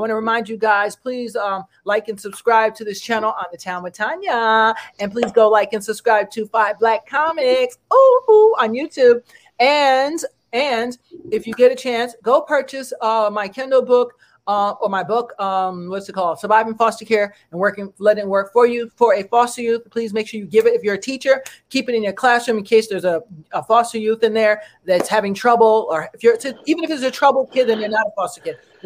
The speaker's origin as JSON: {"language": "English", "country": "United States", "said": "an American woman."}